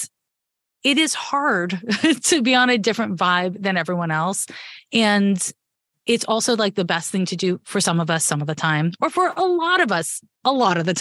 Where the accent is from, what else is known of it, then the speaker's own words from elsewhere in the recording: Canada; now in Bay Area, United States; I was raised in Canada